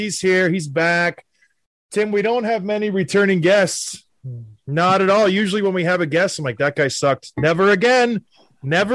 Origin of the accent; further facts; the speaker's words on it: Edmonton, Alberta, Canada; I was born in Edmonton, so I am from Alberta